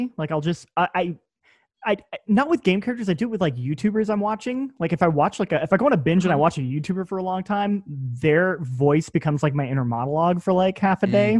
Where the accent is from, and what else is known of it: border of Quebec and Vermont, United States; born or raised there